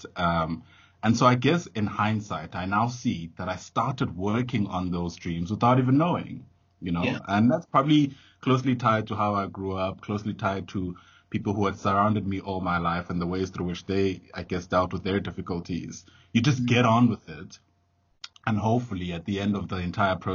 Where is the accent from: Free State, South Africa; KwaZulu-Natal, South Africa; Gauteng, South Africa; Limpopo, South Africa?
Gauteng, South Africa; Johannesburg; I come from Alex